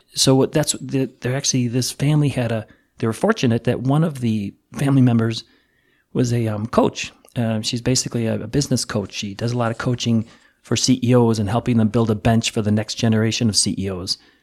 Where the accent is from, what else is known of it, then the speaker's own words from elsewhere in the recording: Chicago, Illinois, United States; I'm from the Chicago area